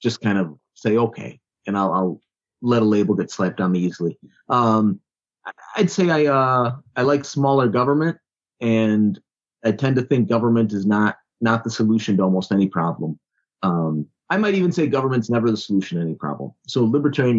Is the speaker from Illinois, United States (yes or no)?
yes; Chicago, Illinois, United States; South Side of Chicago originally